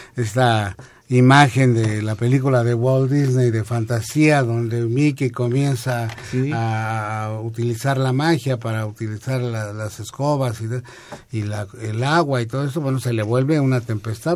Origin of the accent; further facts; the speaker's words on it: Mexico; somos los mexicanos, que es este país